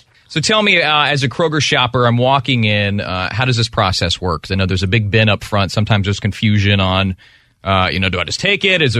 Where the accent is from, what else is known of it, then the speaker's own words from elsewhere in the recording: Alabama, United States; moved away; I grew up broke in Alabama, single mom, three kids